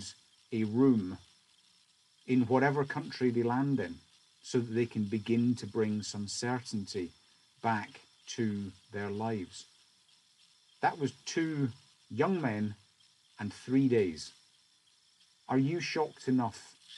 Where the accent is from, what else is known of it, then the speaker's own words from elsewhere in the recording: Scotland, United Kingdom; as a Scotsman